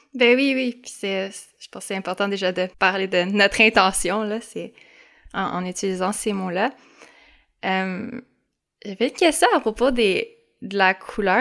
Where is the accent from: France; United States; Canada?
Canada; Montreal, Quebec; je suis montréalaise, québécoise, canadienne